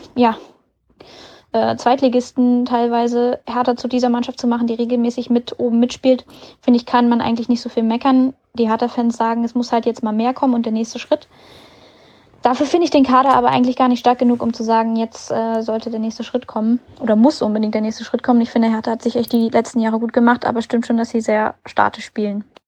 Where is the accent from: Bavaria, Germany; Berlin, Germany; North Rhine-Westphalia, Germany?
Berlin, Germany; Berlin ist meine Heimatstadt